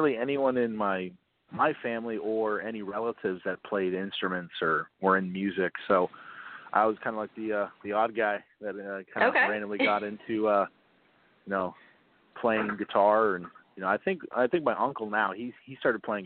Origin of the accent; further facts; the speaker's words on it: Maine, United States; moved away as an adult; now in Orlando, United States; I grew up in Maine. I moved down to Orlando to go to college